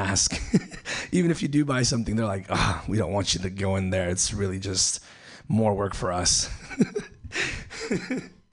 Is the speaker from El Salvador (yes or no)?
yes; El Salvador; moved away; I'm from El Salvador